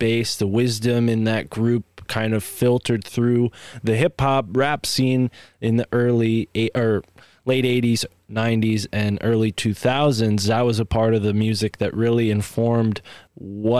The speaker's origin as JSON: {"language": "English", "town": "New Haven", "region": "Connecticut", "country": "United States", "said": "Gun Waving New Haven is what they called the place that I'm from"}